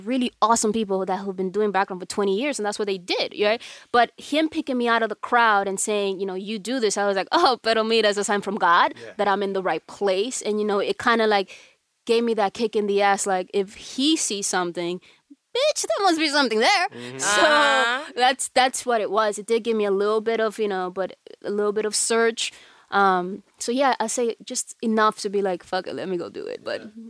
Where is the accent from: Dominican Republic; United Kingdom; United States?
Dominican Republic; They all think I'm black, which I, you know, I'm obviously Dominican, so I'm partly black.